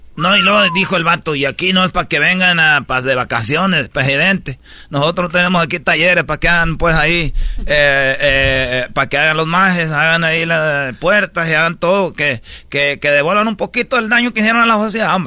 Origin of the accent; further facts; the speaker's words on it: Mexico; nosotros somos de México